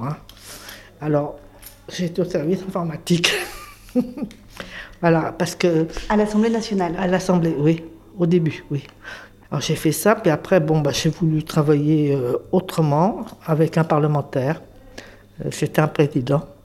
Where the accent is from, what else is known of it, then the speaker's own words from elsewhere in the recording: Paris, Île-de-France, France; je suis né à Paris, je, suis jumelle avec un garçon. On était des enfants de Montmartre